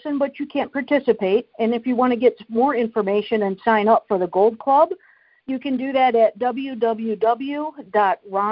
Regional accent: Indiana, United States; also born or lived in Chicago, Illinois; I am from Indiana or Chicago, bounce back and forth between them both

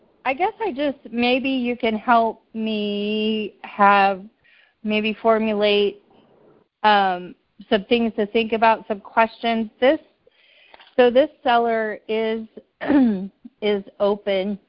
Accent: Kansas City, United States; I'm from Kansas City.

